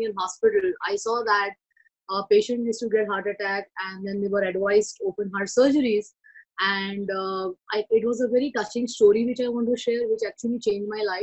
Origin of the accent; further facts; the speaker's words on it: Mumbai, Maharashtra, India; I was born and brought up in Mumbai, India